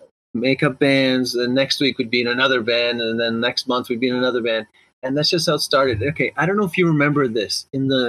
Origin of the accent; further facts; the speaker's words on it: Brampton, Ontario, Canada; I was from Brampton